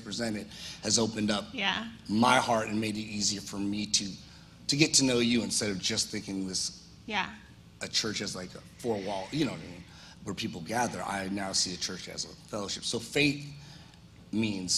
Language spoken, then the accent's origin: English; Seattle, Washington, United States; moved away; I'm from Seattle